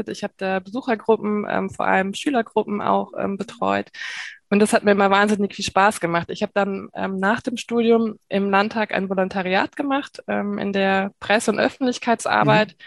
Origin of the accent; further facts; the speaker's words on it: North Rhine-Westphalia, Germany; now in Mainz, Germany; Ich komme nämlich ursprünglich ähm, aus der Nähe von Köln, also bin auch mhm. Nordrhein-Westfalen, ähm, wohne jetzt aber schon seit vielen, vielen Jahren ähm, in Mainz.